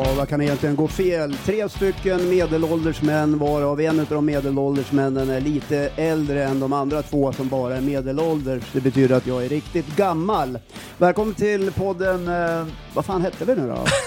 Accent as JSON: {"language": "Swedish", "region": "Jämtland", "country": "Sweden", "said": "vi är ju från Jämtland, mm. här, sitter i Östersund och spelar in den här podden"}